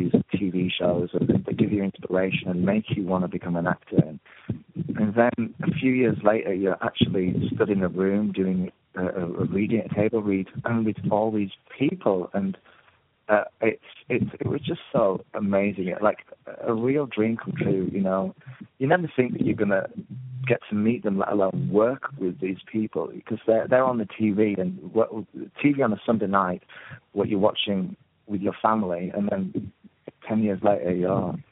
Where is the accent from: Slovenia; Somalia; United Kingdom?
United Kingdom; the north of England; moved away; I came from the North